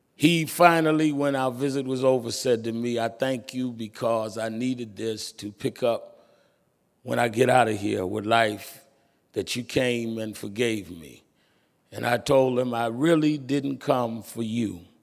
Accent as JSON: {"language": "English", "town": "New York City", "region": "New York", "country": "United States", "tie": "born or raised there", "said": "I was born and raised in Brooklyn"}